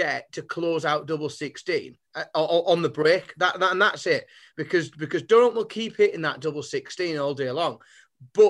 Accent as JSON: {"language": "English", "area": "Teesside", "region": "North East England", "country": "United Kingdom", "said": "I'm from Teesside"}